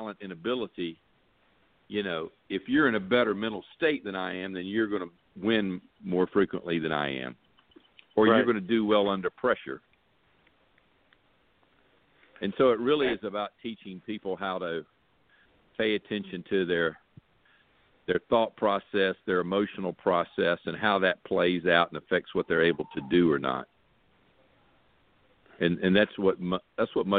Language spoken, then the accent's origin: English; Atlanta, Georgia, United States; also born or lived in Athens, Georgia; Born and raised in Atlanta, right outside of Atlanta